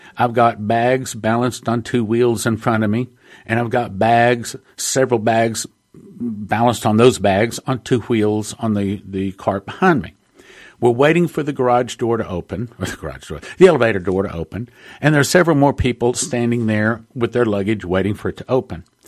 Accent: Texas, United States; I'm from Texas

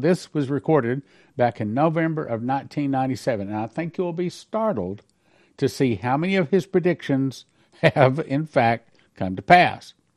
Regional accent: Odessa, Texas, United States; moved away; my hometown of Odessa, Texas

